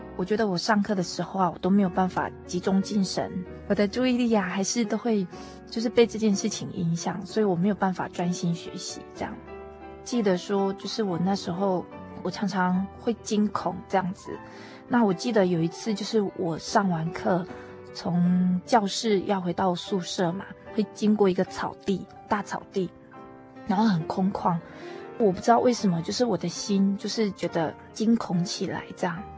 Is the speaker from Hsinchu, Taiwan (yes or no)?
no; Tainan, Taiwan; 我是台南人